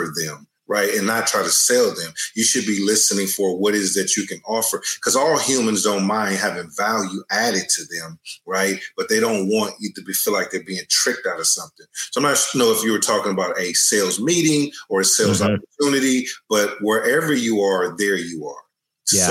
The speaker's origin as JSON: {"language": "English", "town": "Oakland", "region": "California", "country": "United States", "tie": "born or raised there", "said": "I grew up in Oakland, California, in an area called Brookfield."}